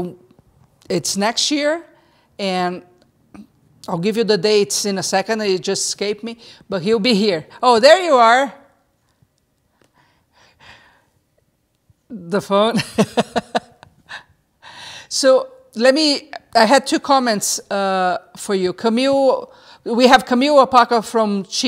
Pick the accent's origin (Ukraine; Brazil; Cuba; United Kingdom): Brazil; moved away; I'm from Brazil